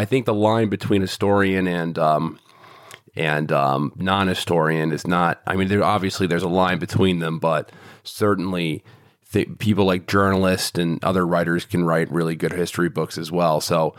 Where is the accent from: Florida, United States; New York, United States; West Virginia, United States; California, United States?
New York, United States; I'm from New York and I knew people who died in 9/11.